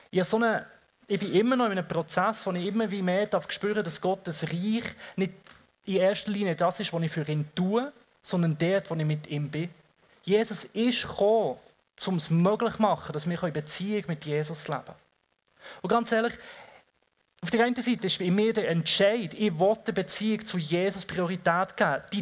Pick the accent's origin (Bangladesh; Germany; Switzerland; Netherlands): Switzerland; Ich meine, ich bin Schweizer und rede über Leid.